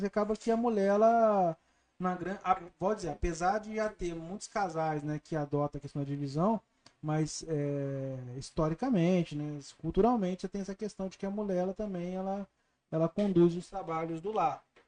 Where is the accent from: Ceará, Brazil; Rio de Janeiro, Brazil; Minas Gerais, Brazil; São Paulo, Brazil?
Rio de Janeiro, Brazil; Barra Mansa; Eu sou de Barra Mansa